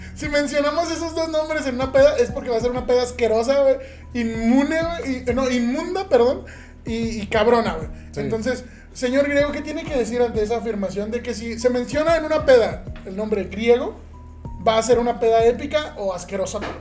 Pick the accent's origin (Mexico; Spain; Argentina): Mexico; Cancún, Quintana Roo; moved away; Pero viví una parte de mi vida en Quintana Roo, en Cancún. Mi infancia la viví ahí